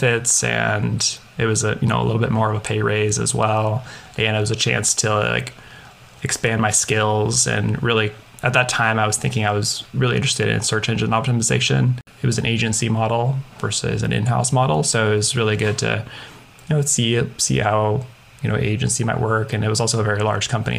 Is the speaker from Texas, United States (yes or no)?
no; Portland, Oregon, United States; I grew up in Portland, Oregon